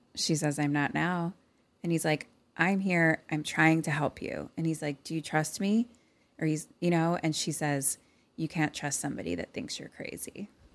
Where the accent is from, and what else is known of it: Philadelphia, Pennsylvania, United States; accent: Philly